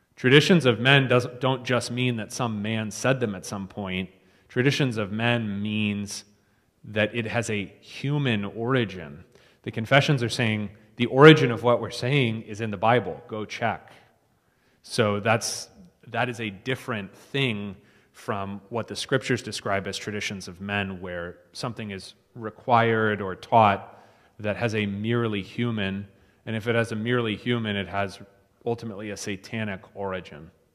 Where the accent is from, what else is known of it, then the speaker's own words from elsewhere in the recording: East Coast, United States; moved away; I'm from the East Coast